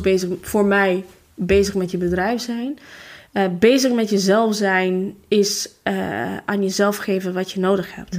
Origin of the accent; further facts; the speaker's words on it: Tirana, Tirana County, Albania; Dutch is a second language; moved away as an adult; now in Netherlands; toen ik nog in Tirana woonde